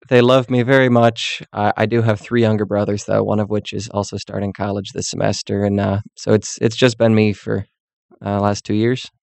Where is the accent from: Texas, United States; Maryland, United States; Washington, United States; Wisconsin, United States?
Wisconsin, United States; Mayville; moved away; my hometown in Mayville, Wisconsin